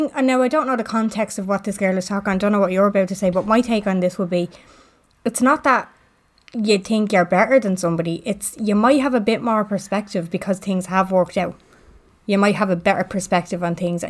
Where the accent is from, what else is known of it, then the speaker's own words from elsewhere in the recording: Dublin, Leinster, Ireland; now in Blanchardstown, Ireland; I always say that I'm from Finglas because that's where I'm from, even though I live in Blanche